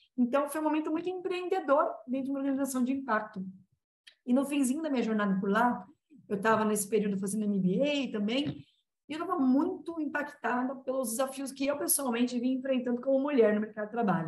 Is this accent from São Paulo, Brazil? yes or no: yes; Guarulhos, São Paulo, Brazil; moved away as an adult; now in São Paulo, Brazil; Guarulhos está na Grande São Paulo. Nasci em Guarulhos, me mudei para São Paulo há coisa de 12 anos